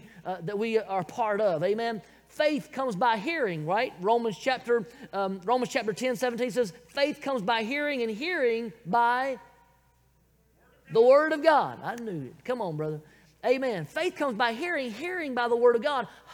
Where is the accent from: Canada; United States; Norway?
United States; Bible Belt, the South; accent: southern; I was born, raised right here in the good old South in the Bible Belt